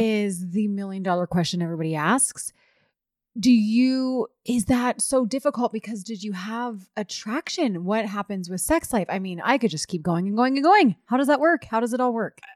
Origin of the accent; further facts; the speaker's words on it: East Coast, United States; moved away; I did not grow up L D S. I'm from the East Coast.